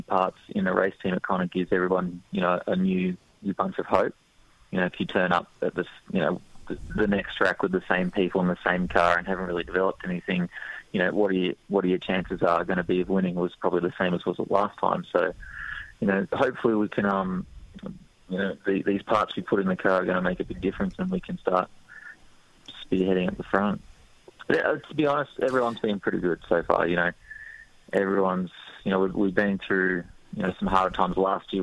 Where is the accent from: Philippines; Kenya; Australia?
Australia; we're Australian